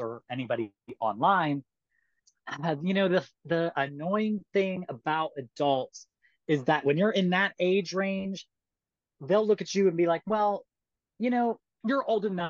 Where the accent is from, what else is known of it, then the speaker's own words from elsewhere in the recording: United States; as an American